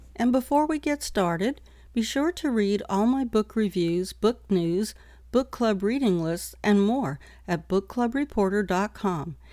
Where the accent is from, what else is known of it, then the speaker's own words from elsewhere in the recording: New York City, New York, United States; I was born and raised in New York City